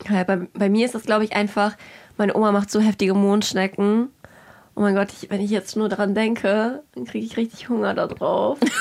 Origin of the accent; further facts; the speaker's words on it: Kazakhstan; moved away; ich bin in Kasachstan geboren ich habe aber ganz wilde Roots